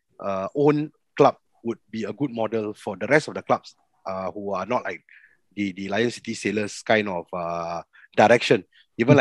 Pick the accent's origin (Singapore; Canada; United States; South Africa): Singapore; as Singaporeans